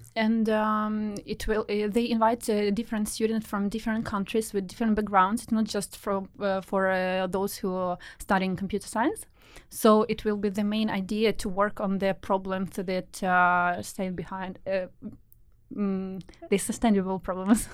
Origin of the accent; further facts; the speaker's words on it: Ukraine; now in Oslo, Norway; actually I'm from Ukraine, but I'm studying in uh, Norway in Oslo